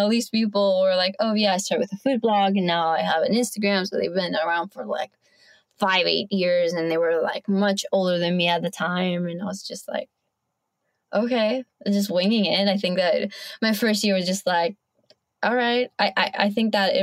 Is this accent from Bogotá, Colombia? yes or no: yes; Bogota, Colombia; moved away; And I was born in Colombia. So I got to live and grow up with my maternal grandparents.